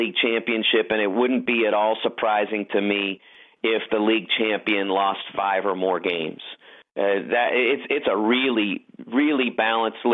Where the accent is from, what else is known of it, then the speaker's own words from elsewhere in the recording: Pittsburgh, Pennsylvania, United States; moved away; I grew up in Pittsburgh.